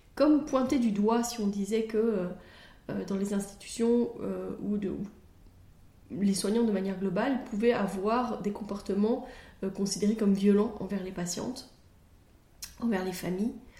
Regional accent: Belgium; chez nous en Belgique

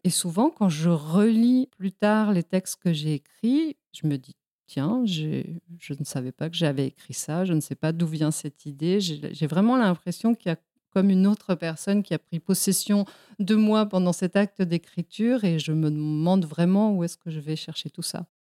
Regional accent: Mexico; moved away; also born or lived in Spain; je suis moi-même née en Espagne, et j'ai grandi au Mexique

